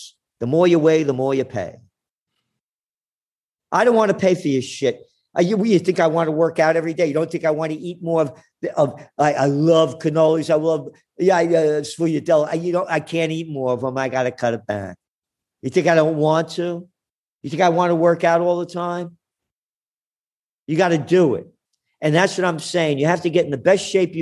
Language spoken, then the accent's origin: English; New York City, New York, United States; I grew up in the Bronx.